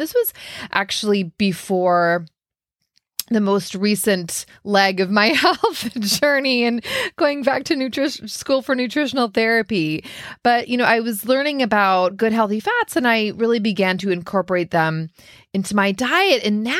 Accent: Minnesota, United States; growing up in Minnesota, and I was might as well have been the dairy queen.

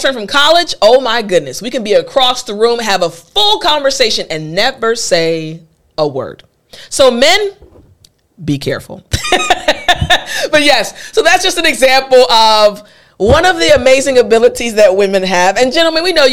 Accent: United States; I'm an American

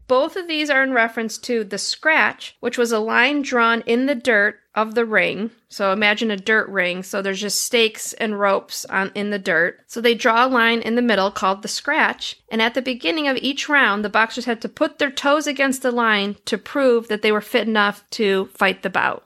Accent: Detroit, Michigan, United States; where I grew up in Detroit, Michigan

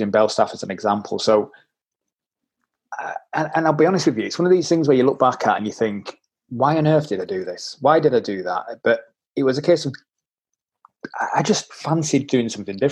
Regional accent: Leeds, Yorkshire and the Humber, United Kingdom; accent: Yorkshire; I am a tight Yorkshireman, as you can probably tell by my accent

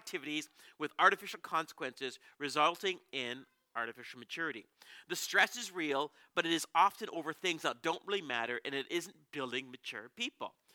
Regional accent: Canada; We're from Canada.

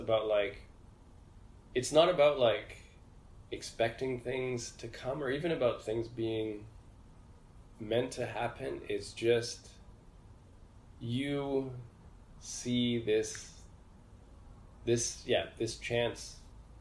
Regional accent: Edmonton, Alberta, Canada; moved away as an adult; also born or lived in Egypt / Montreal; I was born in Edmonton in Western Canada

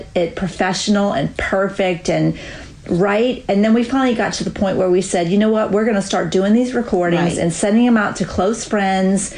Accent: Louisiana, United States; also born or lived in Florida; now in North Carolina, United States; I am a Southern girl. I grew up in Louisiana, and then my family moved to Florida, and then we moved to North Carolina.

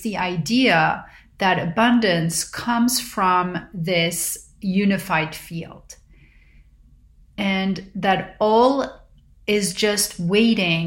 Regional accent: Paris, Île-de-France, France; moved away; growing up in Paris

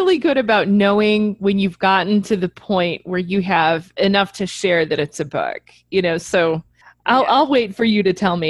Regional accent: Midwest, United States; being a Midwesterner

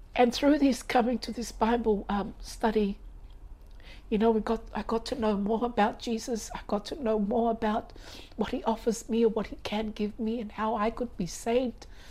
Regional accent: Avarua, Cook Islands; I was born here in Rarotonga

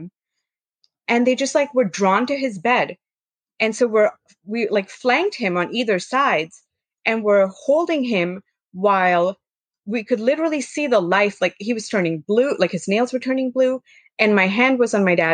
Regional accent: India; growing up in India

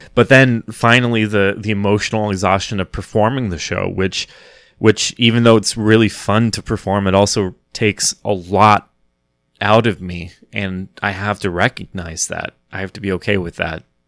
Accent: Wichita, Kansas, United States; now in New York City, United States; I'm originally from Wichita, Kansas

